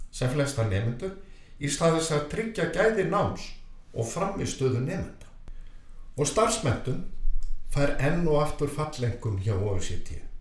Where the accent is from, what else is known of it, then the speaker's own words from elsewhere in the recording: Iceland; við Íslendingar